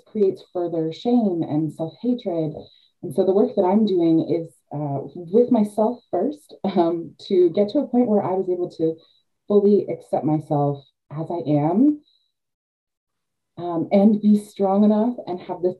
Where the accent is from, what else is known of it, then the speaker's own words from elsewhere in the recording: Canada; also born or lived in Georgian Bay, Ontario; I am Canadian. Yeah. I live in Georgian Bay, Ontario, Canada